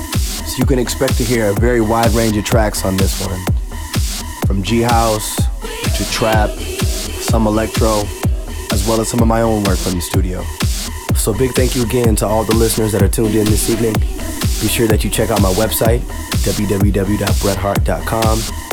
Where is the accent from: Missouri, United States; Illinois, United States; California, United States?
California, United States; Inglewood; I'm a producer DJ, born and raised in Inglewood, California.